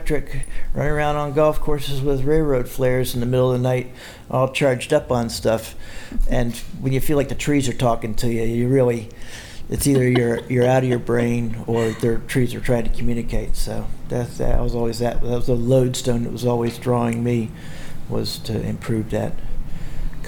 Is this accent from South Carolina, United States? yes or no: yes; South Carolina, United States; growing up in South Carolina in a corporate family